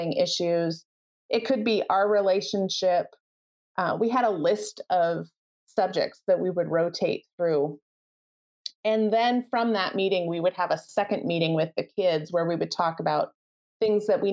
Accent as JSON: {"language": "English", "region": "Midwest", "country": "United States", "said": "We're from the Midwest"}